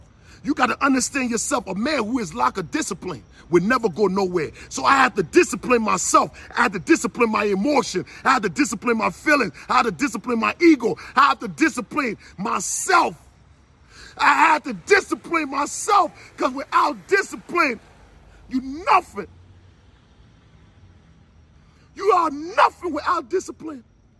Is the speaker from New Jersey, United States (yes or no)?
yes; New Jersey, United States; I ain't want no problem, man. I'm from Jersey, man, I know.